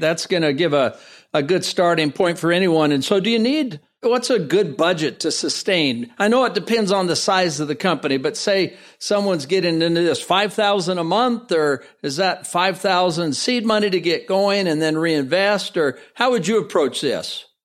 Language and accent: English; San Francisco Bay Area, California, United States; I'm from San Francisco Bay Area